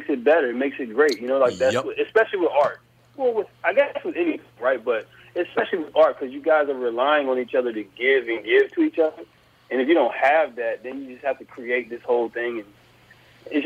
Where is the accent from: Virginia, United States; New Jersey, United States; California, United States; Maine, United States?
Virginia, United States; South Boston; I grew up in South Boston, Virginia.